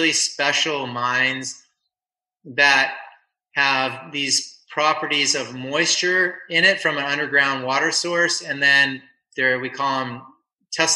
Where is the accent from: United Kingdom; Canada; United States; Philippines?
United States; Simi Valley, California; also born or lived in San Onofre; Simi Valley where I grew up